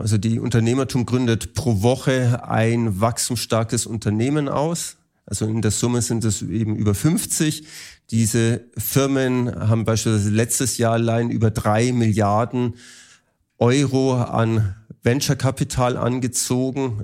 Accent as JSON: {"language": "German", "country": "Germany", "said": "als Deutsche und Europäer"}